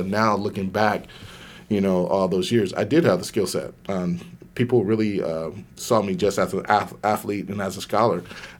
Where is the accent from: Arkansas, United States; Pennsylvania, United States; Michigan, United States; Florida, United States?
Arkansas, United States; Waldo; born there; I was born in Waldo, Arkansas. The day I was born, I was in the paper because I was the biggest baby born in Arkansas that year.